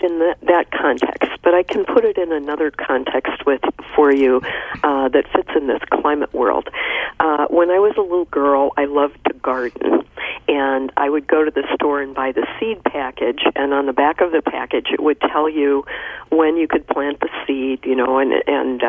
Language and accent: English; Illinois, United States; moved away as an adult; now in Virginia, United States; I grew up in the Midwest in Illinois, far from the ocean, and never saw it until I was in my 20s.